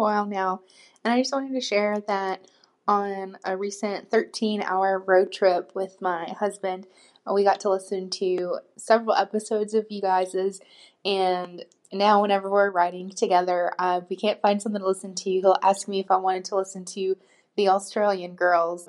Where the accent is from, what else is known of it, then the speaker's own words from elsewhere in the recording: United States; I'm an American listener